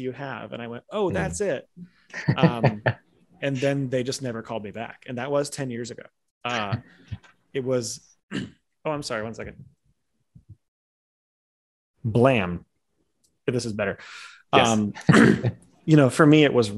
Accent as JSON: {"language": "English", "town": "Chicago", "region": "Illinois", "country": "United States", "said": "I'm from Chicago"}